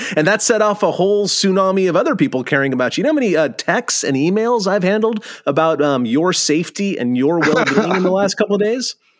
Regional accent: California, United States; you and I grew up in California

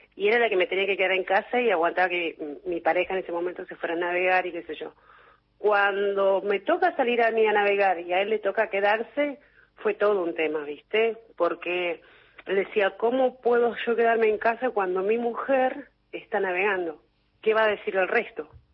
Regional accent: Puerto Madryn, Chubut, Argentina; moved away as an adult; also born or lived in Trelew; now in Mar del Plata, Argentina; yo soy de Puerto Madryn. En realidad nací en Trelew, me crié en Puerto Madryn, en Chubut

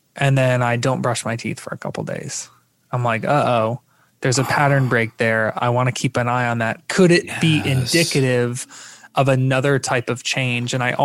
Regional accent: Florida, United States; I'm from Florida

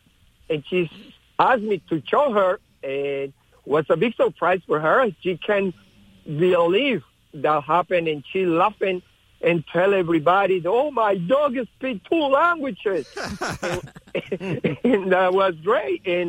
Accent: Colombia; English is a second language; moved away as an adult; now in United States; Basically, yes, that's true. I come from Colombia, like next month, want to be 20 years.

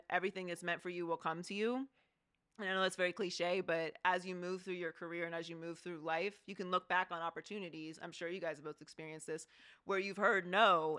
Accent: Pittsburgh, Pennsylvania, United States; So I feel like I skipped the Pittsburgh accent.

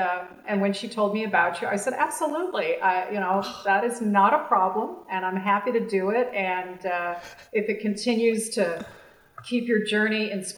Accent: San Francisco, California, United States; I grew up, I'm from San Francisco, California. I grew up in the Bay Area.

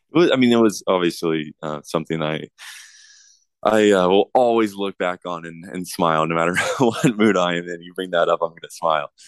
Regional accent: Southern California, United States; growing up in Southern California around the U S C Trojans

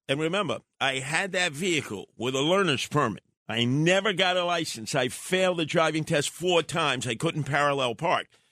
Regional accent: New York City, New York, United States; growing up in Brooklyn

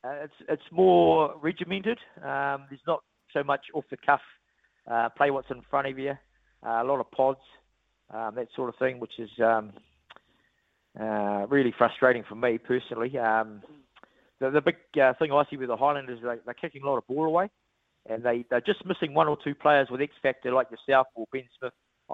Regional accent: Hawke's Bay, New Zealand; I really enjoyed my time in Dunedin. Obviously, I'm from Hawke's Bay, but got a special affinity with the place

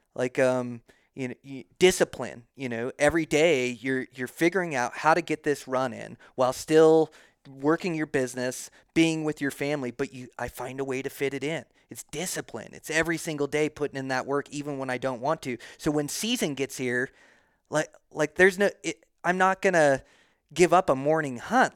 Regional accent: Montana, United States; now in Idaho, United States; Montana's my home state.

